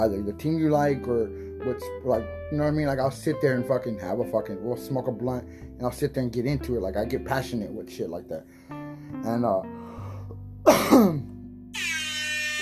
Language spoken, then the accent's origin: English; San Diego, California, United States; I'm from San Diego